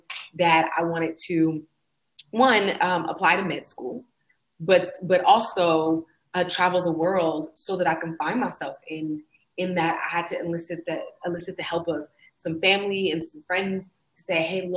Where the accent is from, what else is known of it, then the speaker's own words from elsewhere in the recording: Oakland, California, United States; moved away as an adult; also born or lived in Austin, Texas; my hometown of Oakland, California